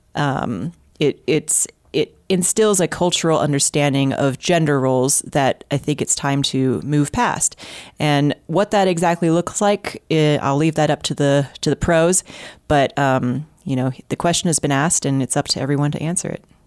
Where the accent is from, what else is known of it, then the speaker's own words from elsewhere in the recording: Houston, Texas, United States; I'm from Houston, and I grew up there